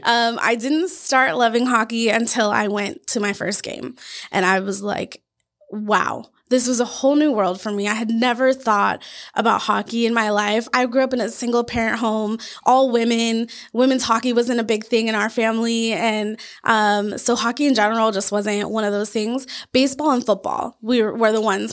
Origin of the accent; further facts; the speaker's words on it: Washington, United States; also born or lived in Louisiana; now in Arizona, United States; I'm originally from Washington State